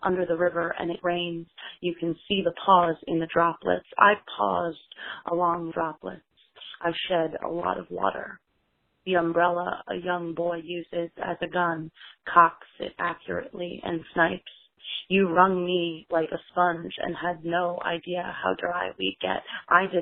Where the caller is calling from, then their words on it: New York, United States; I'm calling from Brooklyn, New York